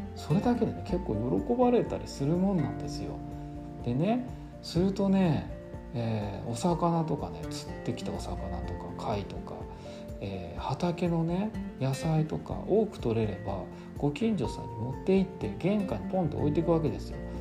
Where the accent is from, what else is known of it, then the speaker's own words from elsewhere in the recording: Tokyo, Japan; now in Amami Oshima, Japan; 僕東京なんで出身が